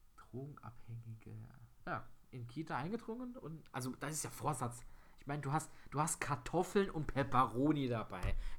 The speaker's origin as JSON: {"language": "German", "country": "Germany", "said": "als Deutscher"}